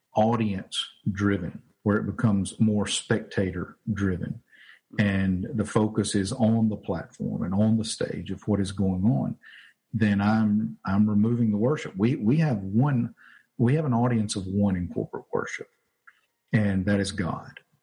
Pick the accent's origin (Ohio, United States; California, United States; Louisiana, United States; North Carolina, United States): Louisiana, United States; Winnfield; also born or lived in Arkansas; now in Jonesboro, United States; I'm originally from Louisiana. Grew up in a small town called Winfield, which is actually about 30 minutes from here